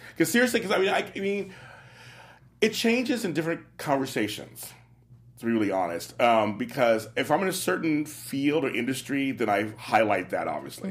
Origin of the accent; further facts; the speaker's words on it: Los Angeles, California, United States; also born or lived in New York / Midwest; growing up in Los Angeles, part-time in New York, Midwest